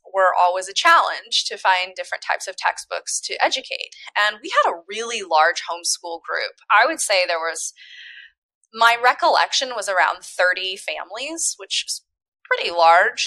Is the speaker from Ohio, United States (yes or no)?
no; Humboldt County, California, United States; my parents moved to very far up north in Humboldt County, California